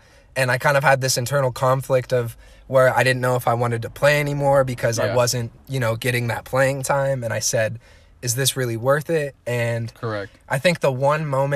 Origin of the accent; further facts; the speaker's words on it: Happy Valley, Oregon, United States; I grew up in Happy Valley, Oregon, graduated in 2016 from Clackamas High School